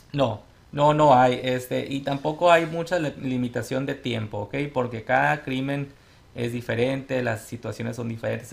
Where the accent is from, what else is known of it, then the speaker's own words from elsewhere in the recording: Sonora, Mexico; also born or lived in Tucson, Arizona; now in Phoenix, United States; soy originario de Sonora, mi familia y yo somos de Sonora. Este, venimos a este país como muchas familias, como inmigrantes. Llegamos primero a Tucson, ahí hice yo mi, la, prep, la preparatoria.